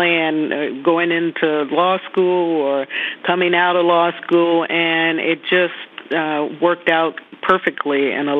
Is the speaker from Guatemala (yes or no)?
no; Greensboro, North Carolina, United States; born or raised there; moved away; also born or lived in California